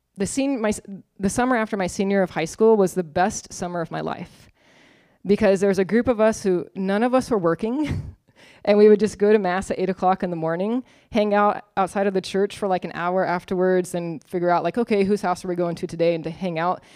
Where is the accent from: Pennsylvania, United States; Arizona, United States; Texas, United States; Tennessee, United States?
Arizona, United States; Arizona State University's home town, United States; I went to Arizona State University, go Sun Devils. Um, huge secular institute, probably like seventy thousand students. But it was, it was in my hometown